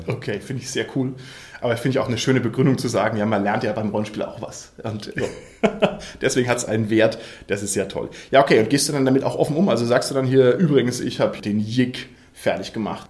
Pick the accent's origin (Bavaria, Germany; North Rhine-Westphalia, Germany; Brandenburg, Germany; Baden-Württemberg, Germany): Bavaria, Germany; hier bei uns in Bayern